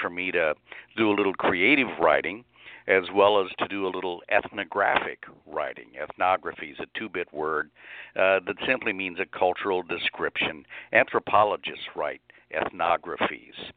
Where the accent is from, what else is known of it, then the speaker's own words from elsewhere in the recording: Lincoln, Nebraska, United States; now in Harrisburg, United States; I grew up in Lincoln, Nebraska, which was not a small town